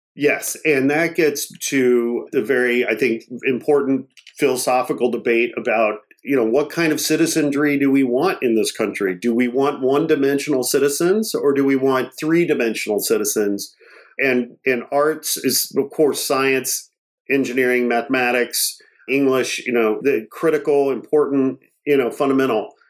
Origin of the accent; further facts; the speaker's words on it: Portage, Indiana, United States; also born or lived in Gary, Indiana; I grew up, I was born in Gary, Indiana, and I was raised, I'm a working class kid from a blue collar family. I went to uh, public school there in Portage, Indiana